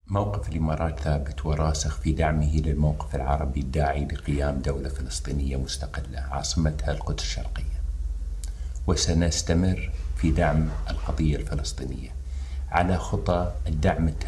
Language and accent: Arabic; Morocco; نقول نحن كشعب مغربي سنبقى إن شاء الله دائما على العهد دائما نتضامن مع إخواننا في فلسطين